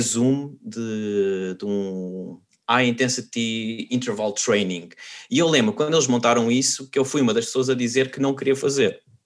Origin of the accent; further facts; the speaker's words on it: Portugal; moved away as an adult; also born or lived in Spain; now in Netherlands; nós somos portugueses e nós, por natureza, somos um povo um bocado pessimista